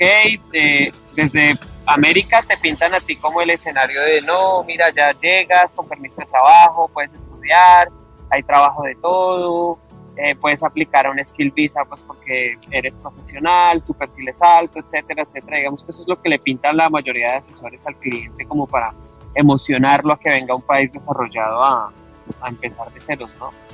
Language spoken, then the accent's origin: Spanish; Colombia; moved away as an adult; now in Sydney, Australia; mi país, Colombia